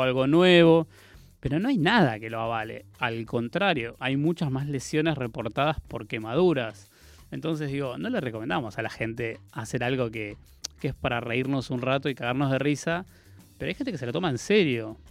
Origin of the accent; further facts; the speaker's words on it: Comodoro Rivadavia, Chubut, Argentina; moved away as an adult; also born or lived in Córdoba; nací en la Patagonia, en Comodoro Rivadavia, en Chubut